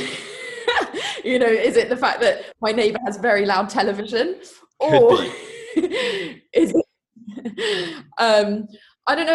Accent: Sussex, South East England, United Kingdom; from Sleepy Sussex

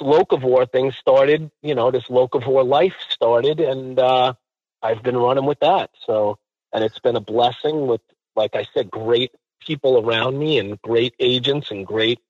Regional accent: Long Island, New York, United States; also born or lived in Harlem, New York; I was born in Harlem, raised out on Long Island

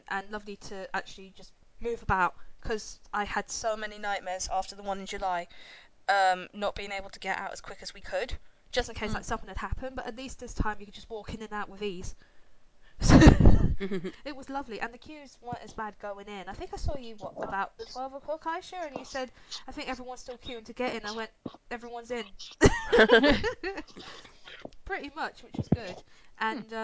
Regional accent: Ireland; I'm Irish

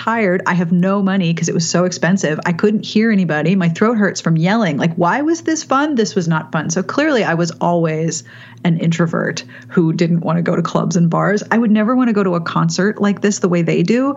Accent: Pittsburgh, Pennsylvania, United States; I grew up in Pittsburgh

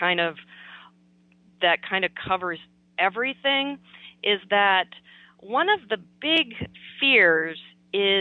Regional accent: Minnesota, United States; my home state of Minnesota here.

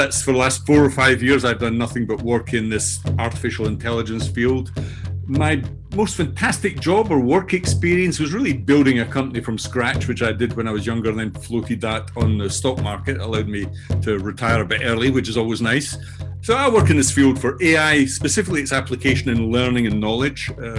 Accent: Scotland, United Kingdom; accent: Scottish; now in Brighton, United Kingdom; although I'm speaking today from Brighton in the south coast of England, you can probably tell already that I have a Scottish accent, which is where I'm from originally.

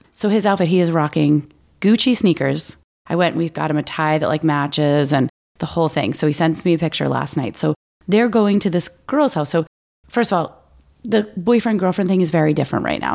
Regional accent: Maine, United States; I grew up in Maine. We had Fickies.

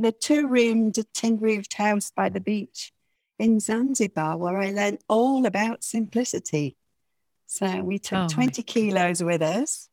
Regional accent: Yorkshire and the Humber, United Kingdom; accent: Yorkshire; moved away as an adult; also born or lived in north of England; now in Mallorca, Spain; I do not speak Spanish at all without my Yorkshire accent

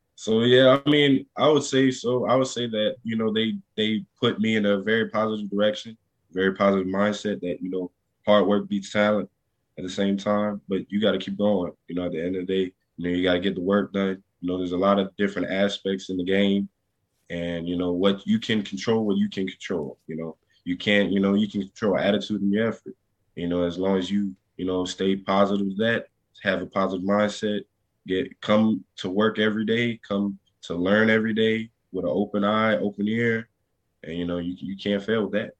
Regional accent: near Baton Rouge, Louisiana, United States; in Baton Rouge, Louisiana, right near near my hometown

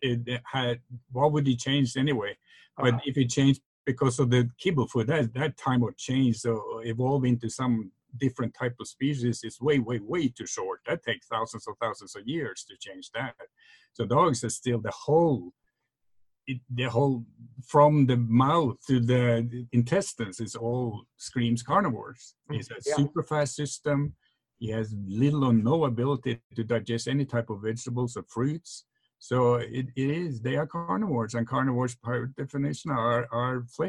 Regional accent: Norway; moved away; I remember my parents back in Norway. I'm from Norway, that's when you have that accent

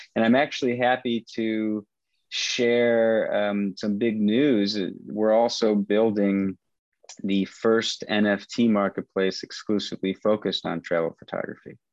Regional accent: Michigan, United States; moved away as an adult; also born or lived in Vietnam / San Francisco; I grew up in Michigan um, studied economics philosophy

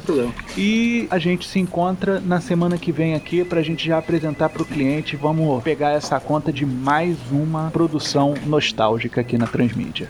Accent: Rio de Janeiro, Brazil; Mesmo sendo carioca

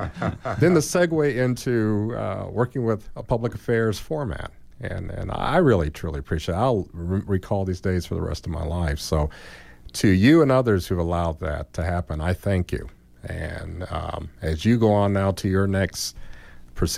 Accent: Gary, Indiana, United States; moved away; I went up to my hometown of Gary, and if, as you know, we're overly populated with Gary, Indiana people.

